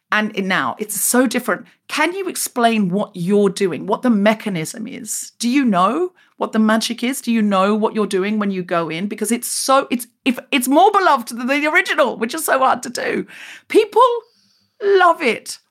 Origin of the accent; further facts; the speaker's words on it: Queensland, Australia; moved away as an adult; also born or lived in Sydney, Australia; I left Australia, um, uh, where I grew up in Queensland